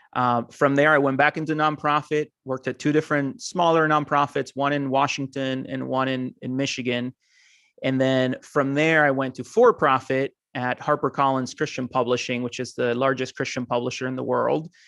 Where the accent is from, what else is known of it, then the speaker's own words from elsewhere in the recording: Costa Rica; moved away as an adult; also born or lived in Argentina / Mount Vernon, Ohio; now in United States; I'm originally from Argentina, um, grew up in Costa Rica, though, and now I live in the U S